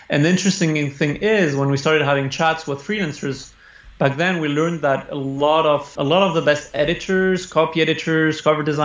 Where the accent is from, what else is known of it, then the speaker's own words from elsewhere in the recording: Spain; I was born in Spain from a French father and an Italian mother.